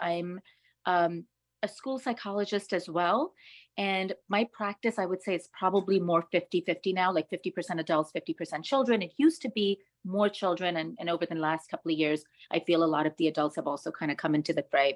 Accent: New York City, New York, United States; being a New Yorker

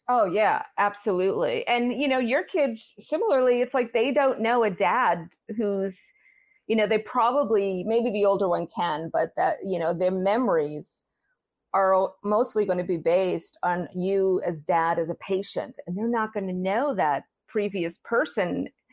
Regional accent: Massachusetts, United States; now in Maryland, United States; I'm originally from Massachusetts

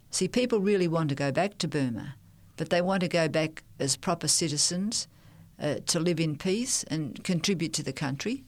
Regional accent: Melbourne, Victoria, Australia; also born or lived in New Guinea / Thailand; I'm a Melbourne person.

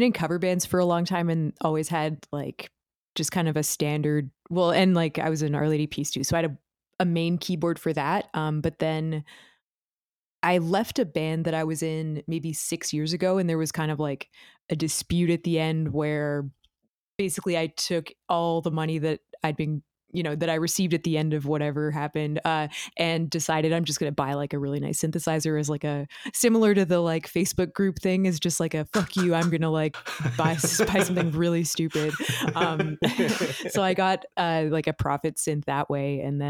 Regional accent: Toronto, Ontario, Canada; And I am a musician from Toronto.

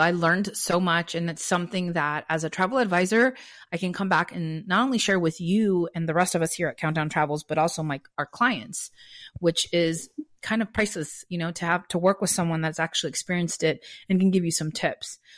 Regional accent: Santa Monica, California, United States; I'm from Los Angeles, born and raised in Santa Monica

